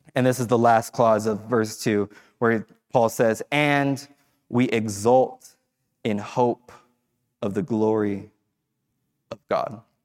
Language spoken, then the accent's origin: English; Fresno, California, United States; moved away as an adult; I grew up in Fresno